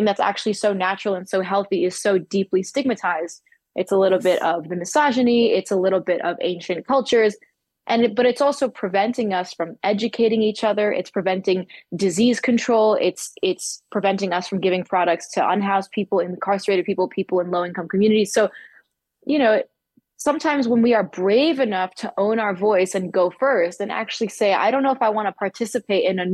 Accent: New York City, New York, United States; my parents encouraged my brother and sister and I growing up in Manhattan

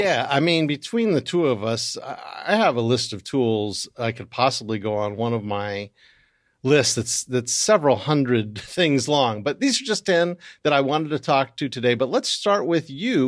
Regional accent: United States; being American

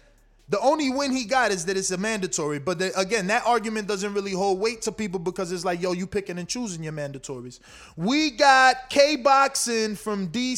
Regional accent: tri-state area, United States; I'm an 80s baby grown up in the tri-state, man.

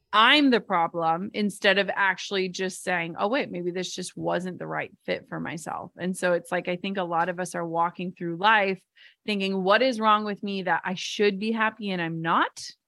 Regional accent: Minnesota, United States; I'm from Minnesota and my parents worked, like, the same jobs their entire lives

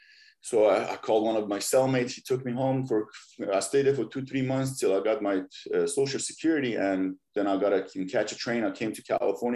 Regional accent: Iran; now in Los Angeles, United States; I'm originally from Iran. When I was growing up, and I was born in 80

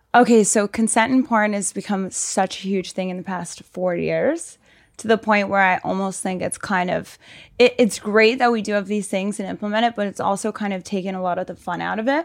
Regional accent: Reading, Pennsylvania, United States; moved away as an adult; also born or lived in Miami; so I grew up in Pennsylvania, like, Westchester area, Reading

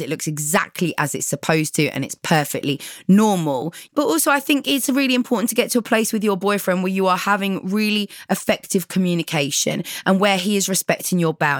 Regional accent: London, United Kingdom; I grew up in London where nobody knows anyone.

